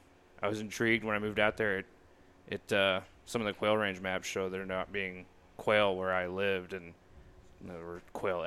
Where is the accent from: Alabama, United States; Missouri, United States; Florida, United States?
Missouri, United States; Marthasville; I grew up in East Central Missouri, little town of Marthasville. It's about an hour west of St. Louis.